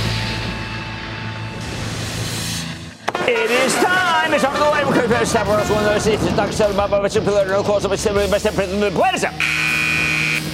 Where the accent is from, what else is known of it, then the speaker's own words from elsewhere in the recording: New Jersey, United States; my home state of New Jersey.